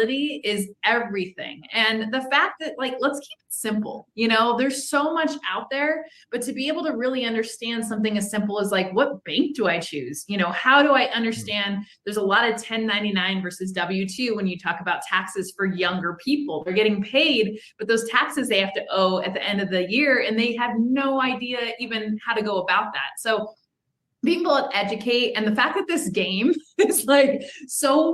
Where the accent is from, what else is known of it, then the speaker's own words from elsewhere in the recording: Southern California, United States; I'm from Southern California